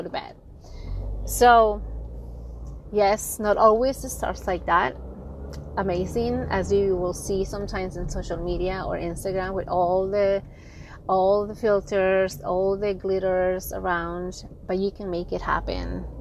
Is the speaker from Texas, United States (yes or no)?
no; San Francisco Bay Area, California, United States; I'm from the San Francisco Bay Area.